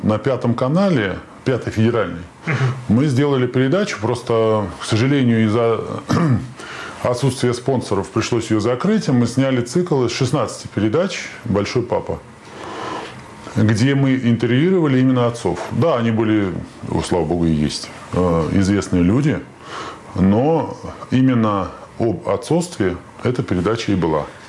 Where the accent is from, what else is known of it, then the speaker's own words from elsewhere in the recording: Saint Petersburg, Russia; Я петербуржец